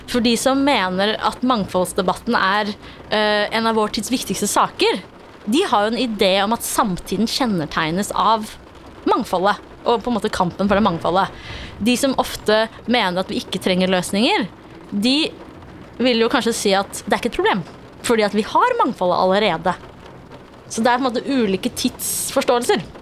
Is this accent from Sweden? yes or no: no; Afghanistan; Norwegian is a second language; now in Norway; Uh, jeg er fra Afghanistan.